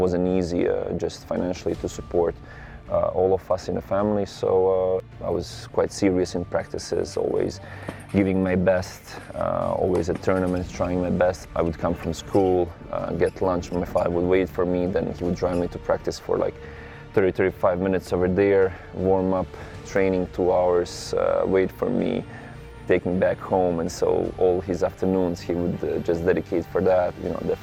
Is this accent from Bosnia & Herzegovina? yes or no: yes; Medjugorje, Federation of Bosnia and Herzegovina, Bosnia & Herzegovina; I'm coming from Medjugorje, a small town in Bosnia and Herzegovina. We had only one tennis court